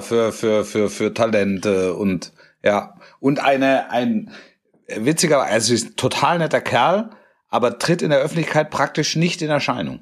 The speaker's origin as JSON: {"language": "German", "area": "near Stuttgart", "region": "Baden-Württemberg", "country": "Germany", "tie": "born or raised there", "said": "Also ich bin in der Nähe von Stuttgart aufgewachsen"}